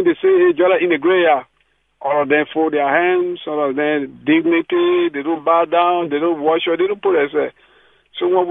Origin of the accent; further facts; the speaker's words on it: Liberia; now in Perth, Australia; I'm from Liberia